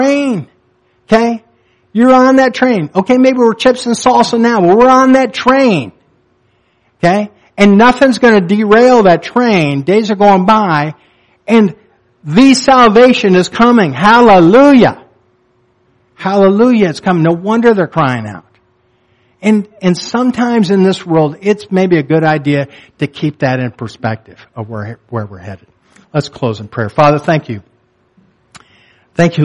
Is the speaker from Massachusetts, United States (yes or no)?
no; Jackson, Michigan, United States; I'm from Jackson.